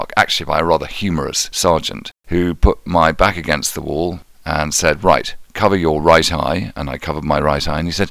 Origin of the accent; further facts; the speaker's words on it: Scotland, United Kingdom; I was brought up in Scotland.